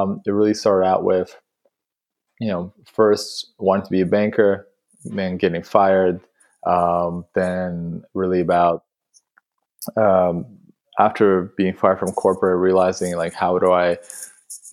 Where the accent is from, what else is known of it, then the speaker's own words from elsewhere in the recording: Russia; also born or lived in Canada; now in London, United Kingdom; growing up in Russia, in a small town, close to Siberia, so wow. Kazakhstan, like literally in the middle of nowhere.